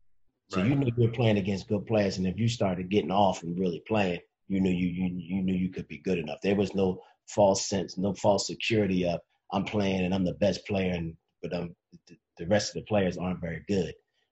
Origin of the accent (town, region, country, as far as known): Philadelphia, Pennsylvania, United States; born or raised there